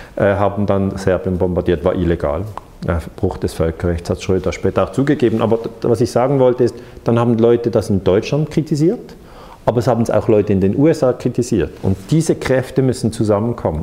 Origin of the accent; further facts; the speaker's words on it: Switzerland; als Schweizer